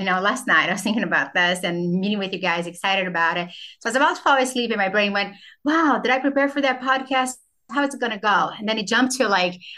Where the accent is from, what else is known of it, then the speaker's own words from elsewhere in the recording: Brazil; now in United States; I grew up in Brazil